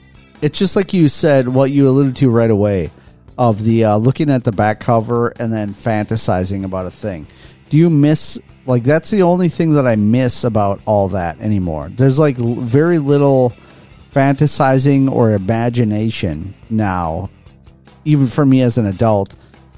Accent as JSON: {"language": "English", "region": "Midwest", "country": "United States", "said": "as a Midwesterner"}